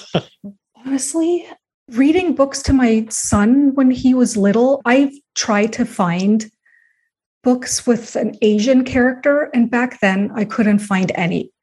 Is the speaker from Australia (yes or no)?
no; Canada; also born or lived in United States; I was born in the States, but I've grown up my whole life in Canada.